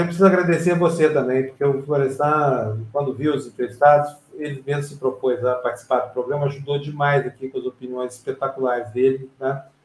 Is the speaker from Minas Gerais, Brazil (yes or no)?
yes; Uberlândia, Minas Gerais, Brazil; eu sou de Uberlândia